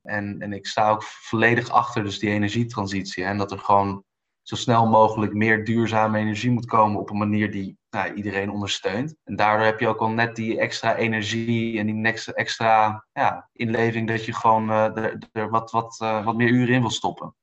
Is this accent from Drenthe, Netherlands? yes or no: no; Amsterdam, North Holland, Netherlands; moved away as an adult; also born or lived in Brussels / Munich; ben geboren en getogen in Amsterdam